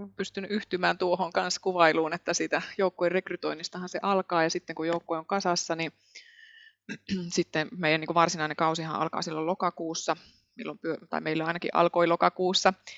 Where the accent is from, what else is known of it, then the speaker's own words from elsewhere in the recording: Imatra, South Karelia, Finland; also born or lived in Helsinki; now in Muurame, Finland; Olen Etelä-Karjalasta, iloisesta Etelä-Karjalasta Imatralta kotoisin ja monen vaiheen kautta tänne Keski-Suomeen päätynyt